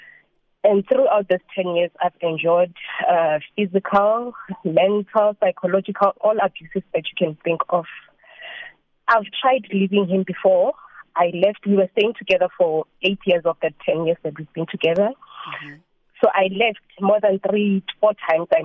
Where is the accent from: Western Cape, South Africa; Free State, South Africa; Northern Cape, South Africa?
Free State, South Africa; moved away as an adult; now in Gauteng, South Africa; I'm not from where we're staying. Yeah. I'm coming from the Free State. My home is in Free State, but currently working here in Gauteng